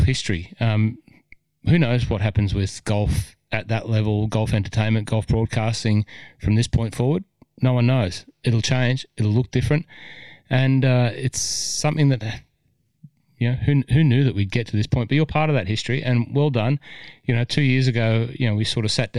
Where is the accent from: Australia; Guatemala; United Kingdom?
Australia; Cessnock, New South Wales; I was from Cessnock